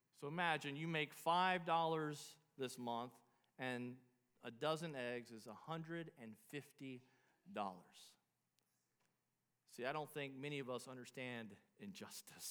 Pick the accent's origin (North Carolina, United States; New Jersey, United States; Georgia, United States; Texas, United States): Georgia, United States; Alpharetta; I grew up in Alpharetta